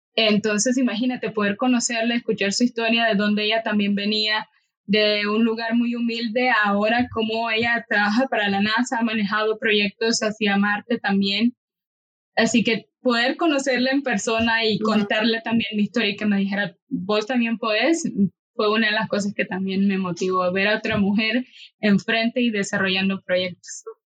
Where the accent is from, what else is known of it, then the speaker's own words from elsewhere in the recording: Nicaragua; moved away as an adult; now in Costa Rica; obligada a tener que abandonar mi país